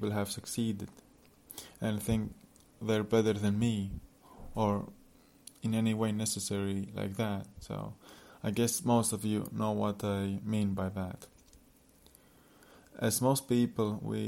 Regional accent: Latvia; now in Poland; I'm from Latvia with mixed background, currently in Poland with girlfriend

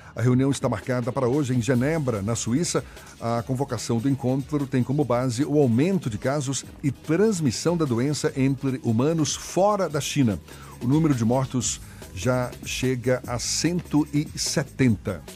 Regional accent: São Paulo, Brazil; now in Salvador, Brazil; Eu sou do tempo dos trólebus, na minha infância em São Paulo

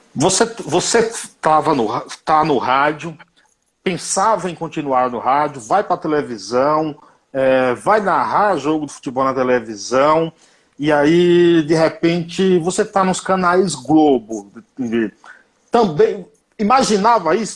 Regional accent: Bahia, Brazil; Como eu sou baiano

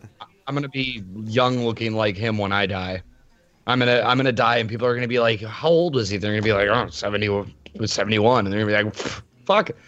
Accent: Wisconsin, United States; I say bag weird. I'm from Wisconsin.

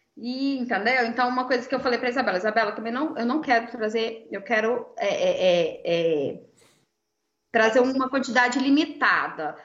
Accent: Goiânia, Goiás, Brazil; eu sou de Goiânia

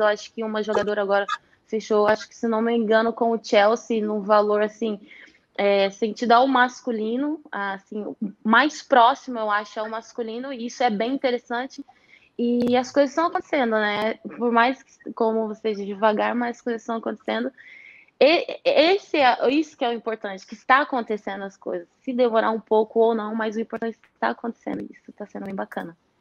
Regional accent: Varginha, Minas Gerais, Brazil; moved away; also born or lived in Rio de Janeiro; eu estava em Varginha, né, na quarentena, fiquei em casa

